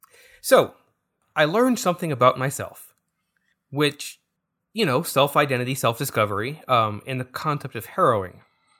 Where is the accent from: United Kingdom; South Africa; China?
China; born there; So, I actually kind of, like, moderately self-identify as Chinese. I was born in China.